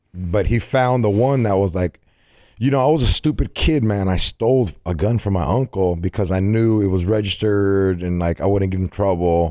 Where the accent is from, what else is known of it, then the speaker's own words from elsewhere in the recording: California, United States; I'm from Cali